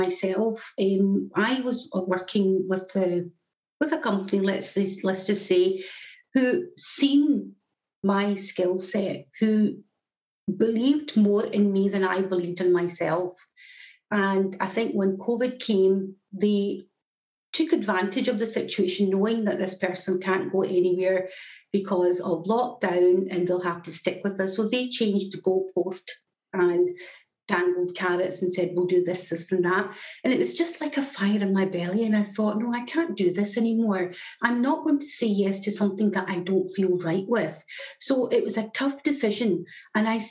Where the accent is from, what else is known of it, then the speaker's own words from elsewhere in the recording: Glasgow, Scotland, United Kingdom; From Glasgow in Scotland, and my accent is always a giveaway where I'm from